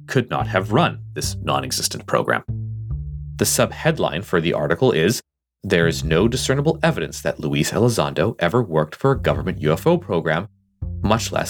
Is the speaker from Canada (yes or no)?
yes; Canada; I am Canadian